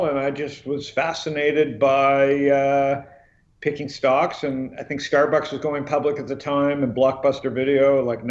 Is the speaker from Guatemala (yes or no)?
no; Toronto, Ontario, Canada; moved away as an adult; also born or lived in Phoenix, Arizona; I was born and raised in Toronto.